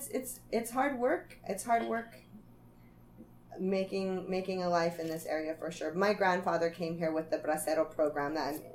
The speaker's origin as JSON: {"language": "English", "region": "Aguascalientes", "country": "Mexico"}